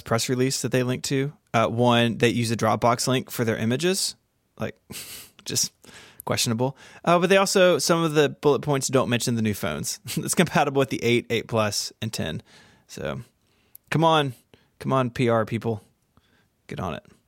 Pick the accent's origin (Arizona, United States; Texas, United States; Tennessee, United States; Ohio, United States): Tennessee, United States; Memphis; here in my hometown of Memphis